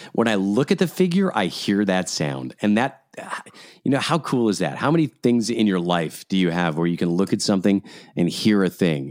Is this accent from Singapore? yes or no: no; Scotland, United Kingdom; now in Canada; I was born in Scotland. I live in Canada.